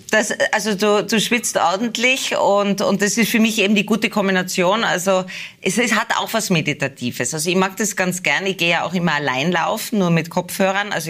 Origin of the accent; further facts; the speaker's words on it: Tyrol, Austria; man wird natürlich schon als Tirolerin wahrgenommen. Ich lebe ja schon lange, also ich lebe ja eigentlich in Niederösterreich Hauptwohnsitz